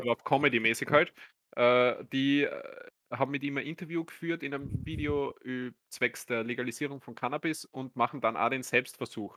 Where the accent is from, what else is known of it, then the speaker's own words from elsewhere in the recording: Austria; So sind wir Österreicher, so bin ich